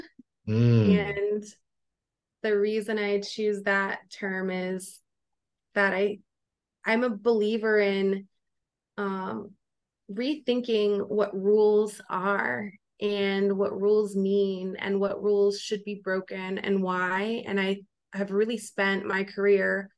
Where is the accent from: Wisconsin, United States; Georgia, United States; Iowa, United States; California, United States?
Wisconsin, United States; now in Washington, D.C., United States; I'm originally from Wisconsin